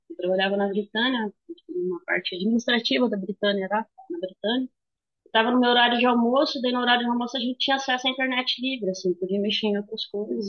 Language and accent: Portuguese; Jataizinho, Paraná, Brazil; also born or lived in Wenceslau Braz, Paraná; Eu cresci numa cidade de 12 mil habitantes, uma cidade bem pequena. Aí, só que a vantagem de Jataizinho é que ela tem Londrina aqui perto